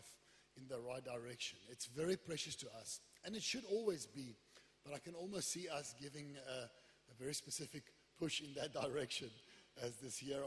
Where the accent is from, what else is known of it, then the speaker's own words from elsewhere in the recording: Wellington, Western Cape, South Africa; moved away; I come from Wellington.